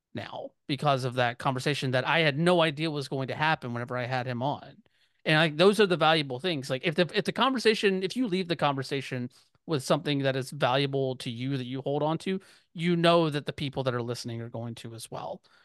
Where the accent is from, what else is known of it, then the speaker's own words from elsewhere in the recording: Georgia, United States; I grew up in Georgia